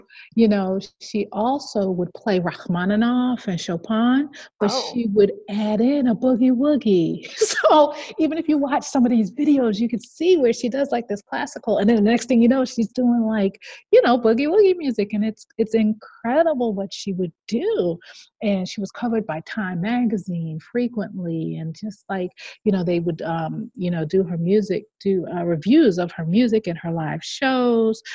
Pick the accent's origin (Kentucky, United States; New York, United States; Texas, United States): New York, United States; the state of New York, my home state